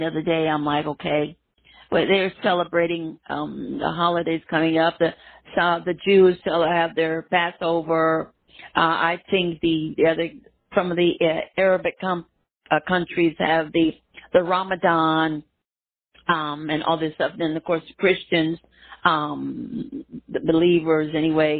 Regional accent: Miami, Florida, United States; when I grew up in Miami, there, Florida

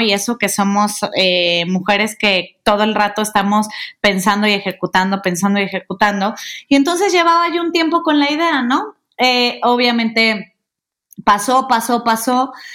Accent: Guadalajara, Jalisco, Mexico; moved away as an adult; now in Mexico City, Mexico; yo soy de Guadalajara, eh, nací allá, tapatía, este, orgullosamente tapatía

